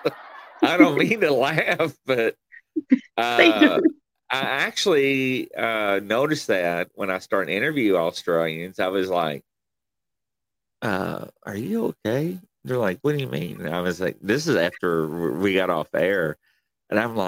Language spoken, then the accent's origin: English; Kentucky, United States; accent: country; where are you from? And I'm like, Kentucky